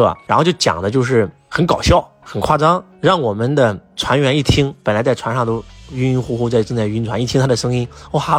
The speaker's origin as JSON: {"language": "Chinese", "country": "China", "said": "老外会呃让我们感觉到我们中国人很轻浮"}